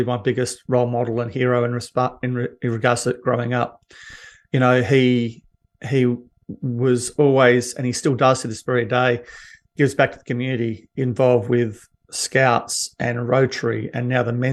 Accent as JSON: {"language": "English", "town": "Perth", "region": "Western Australia", "country": "Australia", "tie": "born or raised there", "said": "I grew up basically in Bassendean in a suburb in WA, in Perth"}